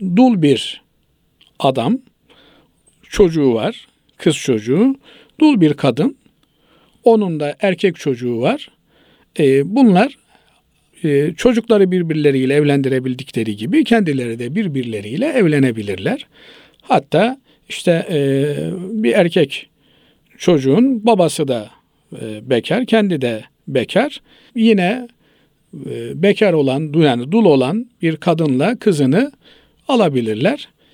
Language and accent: Turkish; Trabzon, Turkey; Biz, e, Trabzonluyuz